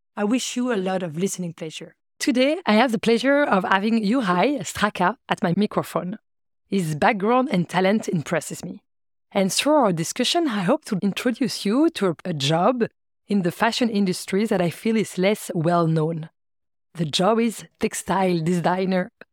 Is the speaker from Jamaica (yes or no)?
no; France; English is a second language; now in Antwerp, Belgium; I'm from France. I've been living in Antwerp for 15 years now.